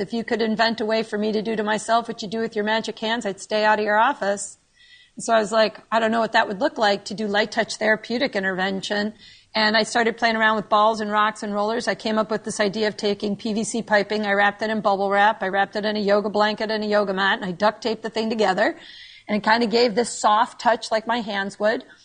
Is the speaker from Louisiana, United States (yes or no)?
no; New York, United States; moved away as an adult; now in Naples, United States; I am a New Yorker born and raised